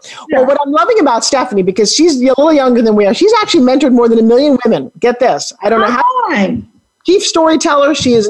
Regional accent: New York, United States; I'm a New York girl

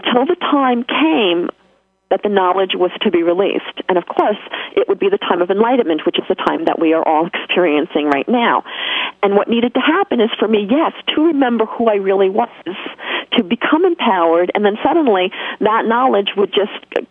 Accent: New York, United States; accent: New York; my New York accent

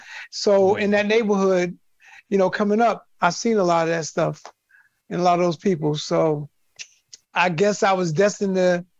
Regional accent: New York City, New York, United States; Well, I grew up in Harlem, Sugar Hill section of Harlem, which was 151st Street between Broadway and Amsterdam. And I came from a two-family household.

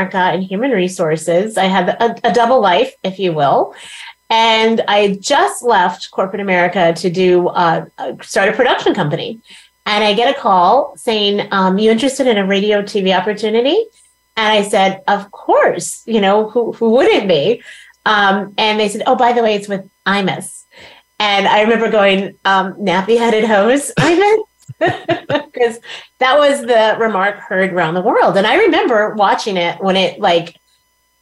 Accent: Plano, Texas, United States; I grew up in Plano, Texas

